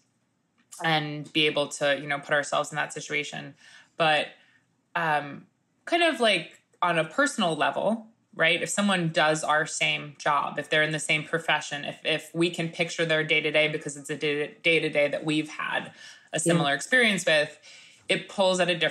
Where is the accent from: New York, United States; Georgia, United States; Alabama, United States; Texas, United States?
New York, United States; New York City; what it is to be a New Yorker